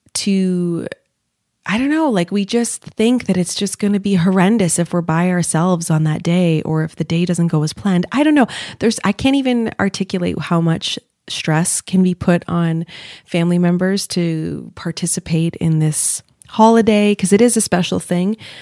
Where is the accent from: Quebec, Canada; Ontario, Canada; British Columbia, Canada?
Quebec, Canada; Montreal; moved away as an adult; now in Toronto, Canada; I'm living in Toronto. Now I'm from Montreal.